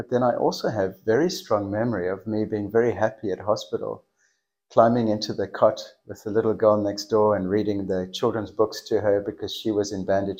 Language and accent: English; South Africa; first language English; moved away as an adult; also born or lived in Melbourne, Australia / Tokai, Cape Town; now in Australia; we moved from South Africa because of his job requirement. Okay. So we literally emigrated. And then after 2 years, we moved back to South Africa.